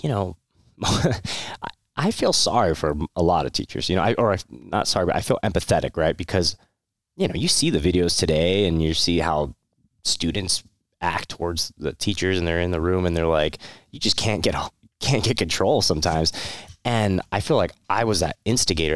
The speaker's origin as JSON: {"language": "English", "town": "Santa Clarita", "region": "California", "country": "United States", "tie": "born or raised there", "also_born_or_lived": "Monterey Park", "said": "the longest period of my life was more, uh, Santa Clarita, uh, it's, uh, northern L A County."}